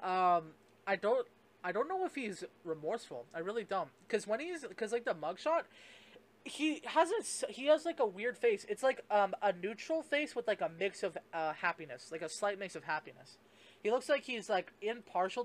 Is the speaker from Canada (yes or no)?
yes; Canada; I'm Canadian